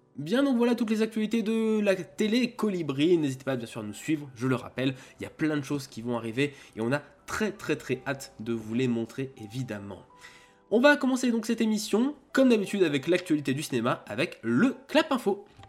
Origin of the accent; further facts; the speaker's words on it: Auvergne-Rhône-Alpes, France; en tant qu'Auvergnat